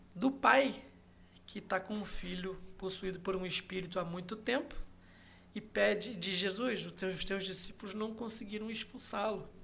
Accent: Macaé, Rio de Janeiro, Brazil; primeira igreja batista da Barra de Macaé, onde eu cresci

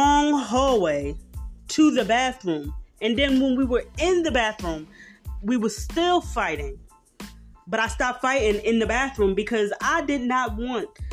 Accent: Philadelphia, Pennsylvania, United States; I'm from South Philly

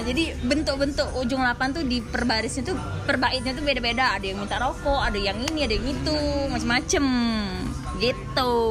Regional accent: Palembang, South Sumatra, Indonesia; aku pakai bahasa Palembang karena lahir besar di sini

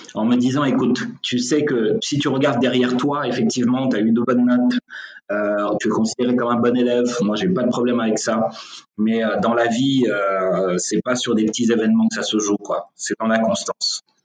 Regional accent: Senegal; je suis sénégalais, je vis au Sénégal

